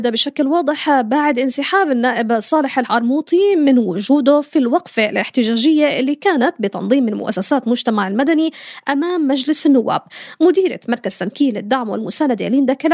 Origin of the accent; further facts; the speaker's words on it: Jordan; حول قضايانا اللي بنعيشها وبنعاني منها كاردنيين